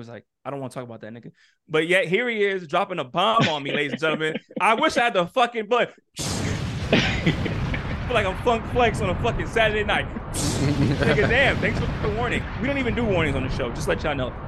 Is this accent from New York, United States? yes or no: yes; New York, United States; I grew up in New York